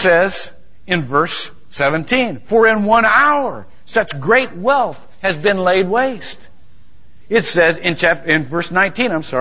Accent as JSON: {"language": "English", "town": "Shelby", "country": "United States", "tie": "born or raised there", "moved": "yes", "lives_now": "Longwood, United States", "said": "my hometown."}